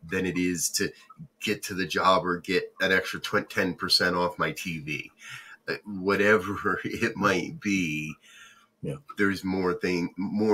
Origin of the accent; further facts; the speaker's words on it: United States; I grew up in New Jersey, New York